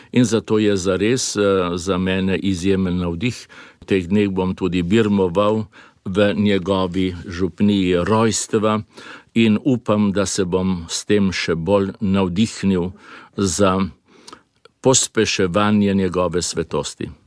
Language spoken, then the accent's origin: Slovenian; Slovenia; also born or lived in Belgrade, Serbia